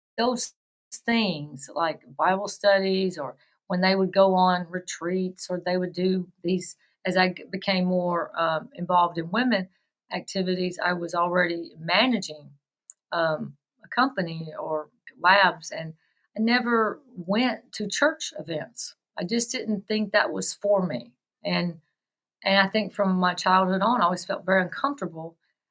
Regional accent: West Tennessee, United States; I grew up in the South and West Tennessee

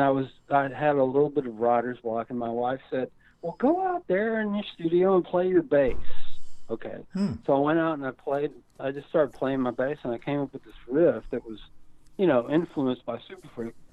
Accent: Lubbock, Texas, United States; born and raised in Lubbock, Texas

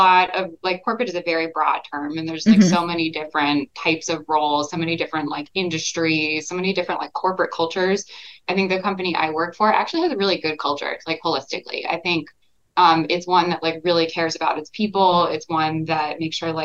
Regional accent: Texas, United States; moved away as an adult; now in New York, United States; I grew up in Texas. And I've been in New York for about 12 years now

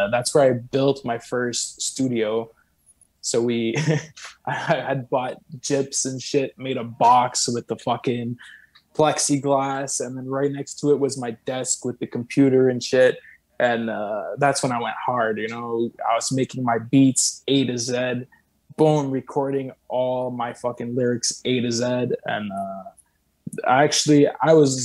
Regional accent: Saint-Constant, Quebec, Canada; living in a fucking 1.5 in Saint-Constant. I went back to my hometown

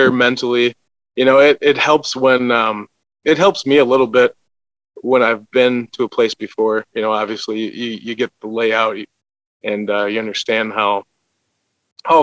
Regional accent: Wisconsin, United States; I'm from a little town called Chopier, Wisconsin

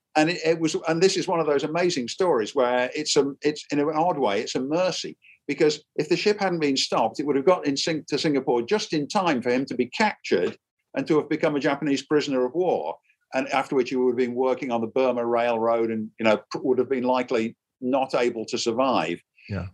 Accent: Derby, East Midlands, United Kingdom; moved away as an adult; now in United States; my hometown is a place called derby it's in the very center of england

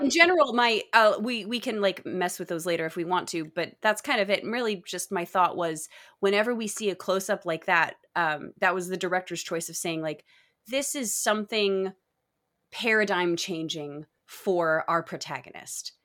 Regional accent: Texas, United States; also born or lived in Michigan; I was born in Michigan, but I lived in Texas for the majority of my growing up years

